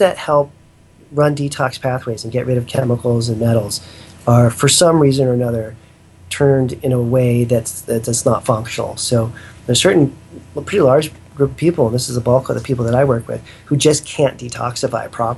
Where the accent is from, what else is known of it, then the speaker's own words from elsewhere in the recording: Northern California, United States; also born or lived in Thailand; I'm from Northern California, you know, so we have a lot of pretty classic redwood forests up here